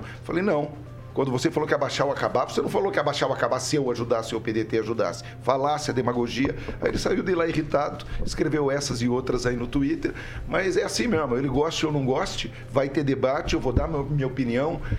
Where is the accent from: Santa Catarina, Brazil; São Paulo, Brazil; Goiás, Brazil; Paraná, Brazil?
Paraná, Brazil; Curitiba; a banda de rock and roll mais famosa da minha juventude em Curitiba